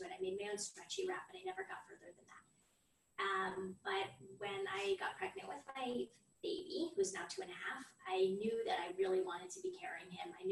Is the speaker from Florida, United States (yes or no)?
yes; Florida, United States; moved away as an adult; now in Israel; I'm originally from Florida